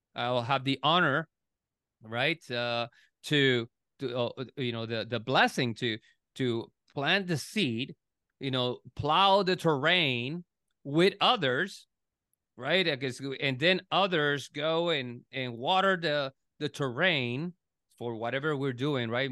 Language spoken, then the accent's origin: English; Puerto Rico; now in United States; I was born in, born and raised in Puerto Rico